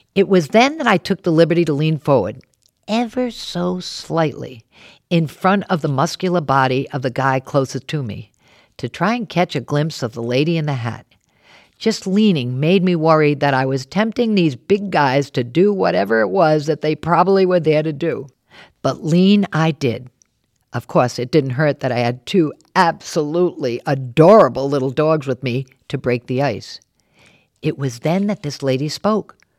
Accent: Warwick, Rhode Island, United States; born or raised there; moved away; also born or lived in New York City

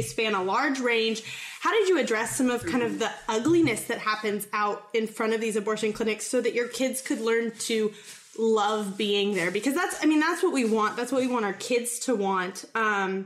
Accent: California, United States; I grew up in California

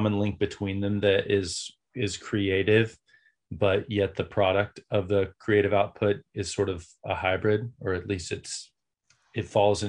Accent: the South, United States; I grew up in the South in church and with music teacher parents

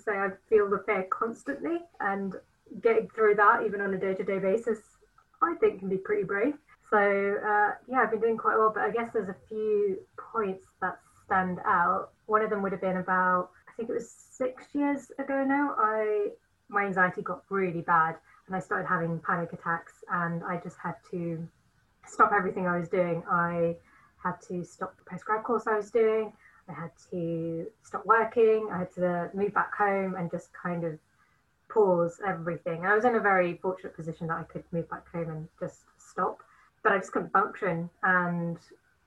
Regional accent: Nottingham, East Midlands, United Kingdom; I am from Nottingham.

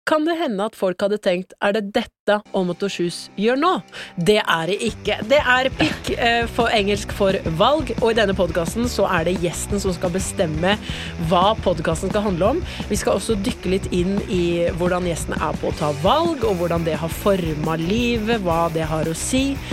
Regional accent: Porsgrunn, Telemark, Norway; Ja, men jeg er jo fra Porsgrunn, altså da den bedre

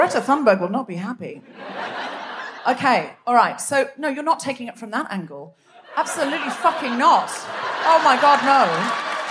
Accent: Australia; moved away as an adult; now in United Kingdom; I was raised in Australia. And I've lived all my grown-up life in the UK, but I was raised in Australia

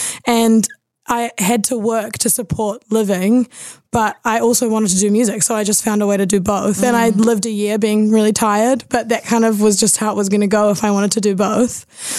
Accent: Auckland, New Zealand; born or raised there

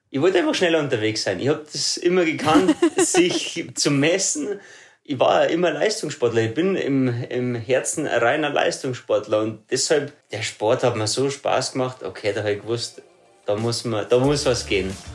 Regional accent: Ruhpolding, Bavaria, Germany; Also ich bin äh, aufgewachsen in Ruppolding, dort lebe ich bis heute noch.

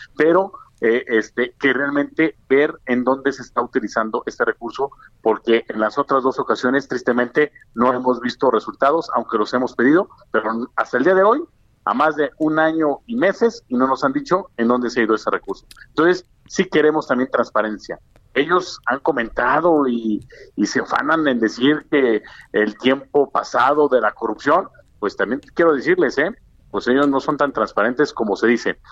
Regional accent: Mexico; como mexicanos

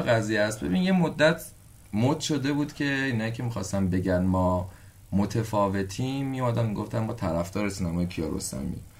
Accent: Iran; من اگه قرار باشه به عنوان یه ایرانی توی جای دنیا سربلند باشم که ایرانیم

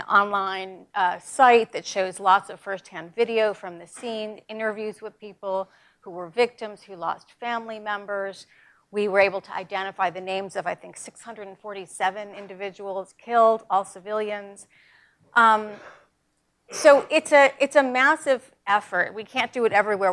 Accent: New York, United States; I'm from New York

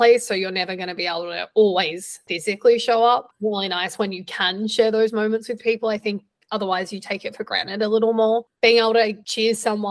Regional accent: Australia; moved away; growing up in Australia

